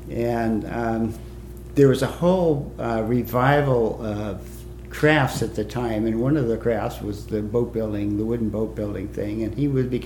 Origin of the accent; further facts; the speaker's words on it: New Jersey, United States; when I was a kid growing up in New Jersey, I had a boat and liked sailing